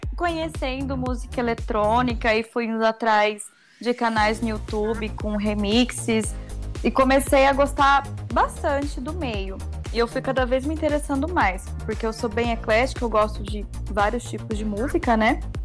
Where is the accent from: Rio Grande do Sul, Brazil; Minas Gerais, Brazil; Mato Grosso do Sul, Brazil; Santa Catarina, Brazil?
Mato Grosso do Sul, Brazil; Campo Grande; eu sou aqui de Campo Grande, Mato Grosso do Sul